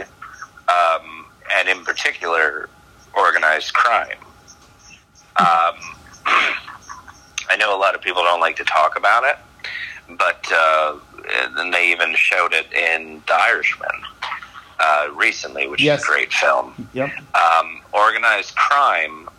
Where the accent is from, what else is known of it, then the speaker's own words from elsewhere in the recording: South Florida, United States; growing up in South Florida